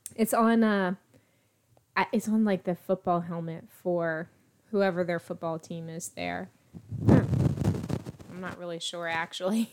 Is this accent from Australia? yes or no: no; East Coast, United States; now in Texas, United States; grew up on the East Coast, so I got used to watching the New Year's Eve ball drop in New York every year